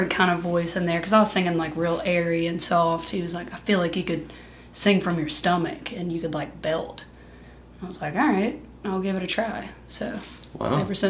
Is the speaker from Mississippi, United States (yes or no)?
yes; Tylertown, Mississippi, United States; also born or lived in Colorado / Hattiesburg, Mississippi; I'm from Tylertown